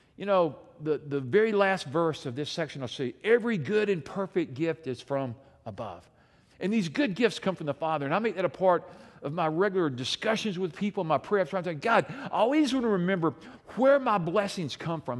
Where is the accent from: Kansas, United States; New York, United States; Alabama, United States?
Alabama, United States; I'm from Alabama